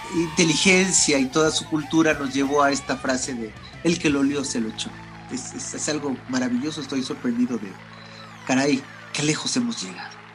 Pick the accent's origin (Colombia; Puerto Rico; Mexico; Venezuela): Mexico; Mexico City; Somos de la Ciudad de México